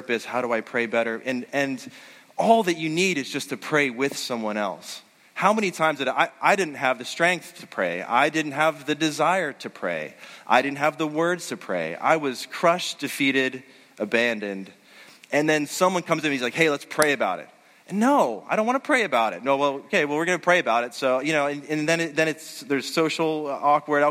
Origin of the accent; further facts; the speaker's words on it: Western Pennsylvania, United States; I grew up in Western Pennsylvania